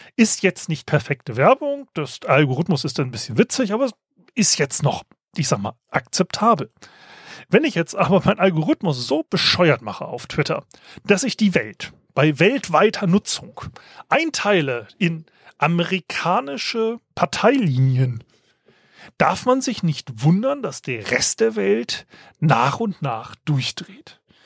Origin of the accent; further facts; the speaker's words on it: Germany; als Deutscher